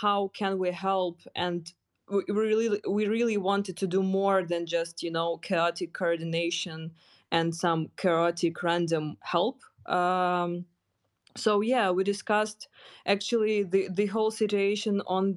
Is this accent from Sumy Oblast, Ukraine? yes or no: no; Kyiv, Ukraine; I'm from Kyiv, and I spent there my whole life